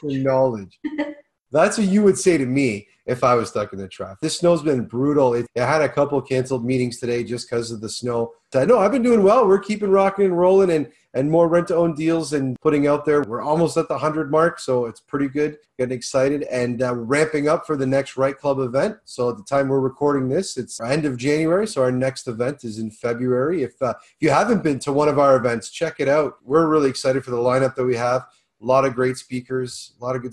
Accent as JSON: {"language": "English", "town": "Hamilton", "region": "Ontario", "country": "Canada", "tie": "born or raised there", "said": "my hometown in Hamilton"}